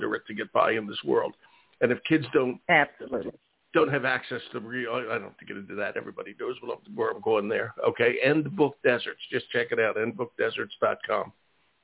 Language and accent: English; Philadelphia, Pennsylvania, United States; first language English; I grew up in Philadelphia